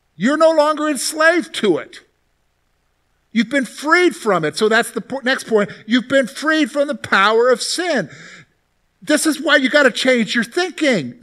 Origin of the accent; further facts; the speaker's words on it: Columbia, South Carolina, United States; growing up in the South, you hear a lot about salvation because it's very much a Christian culture down there